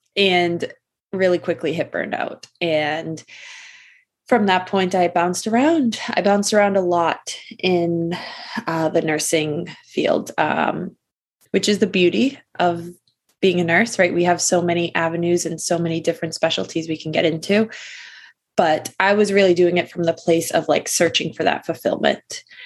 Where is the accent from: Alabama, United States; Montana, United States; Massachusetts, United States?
Massachusetts, United States; I am from Massachusetts, kind of born and raised here all my life